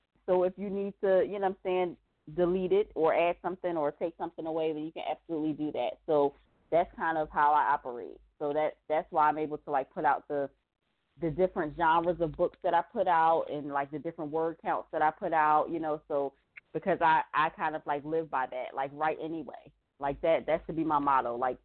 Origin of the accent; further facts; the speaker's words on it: Philadelphia, Pennsylvania, United States; I'm from Philly